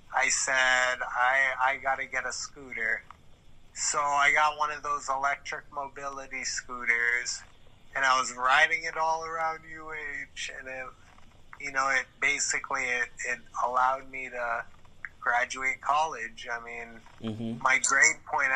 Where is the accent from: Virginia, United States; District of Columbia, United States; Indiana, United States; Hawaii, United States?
Hawaii, United States; I'm thankful to live here, feel very happy to be born and raised in Hawaii